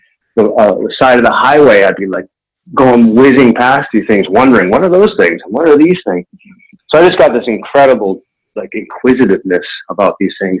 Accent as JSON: {"language": "English", "town": "Concord", "region": "Massachusetts", "country": "United States", "tie": "born or raised there", "said": "I grew up near Walden Pond in Concord, Mass, Massachusetts"}